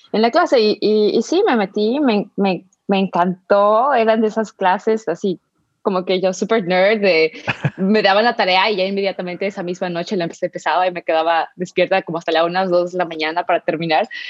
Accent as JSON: {"language": "Spanish", "region": "Mexico City", "country": "Mexico", "tie": "born or raised there", "moved": "yes", "said": "crecí en la Ciudad de México"}